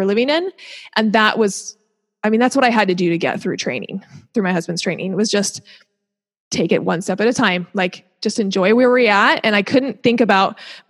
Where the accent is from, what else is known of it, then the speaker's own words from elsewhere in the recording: Seattle, Washington, United States; moved away as an adult; also born or lived in Utah / Hershey, Pennsylvania / Orange County, California / Durham, North Carolina; now in Southern California, United States; I grew up in Seattle